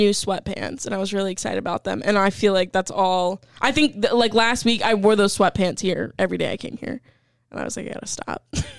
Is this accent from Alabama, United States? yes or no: yes; Alabama, United States; We're from Alabama.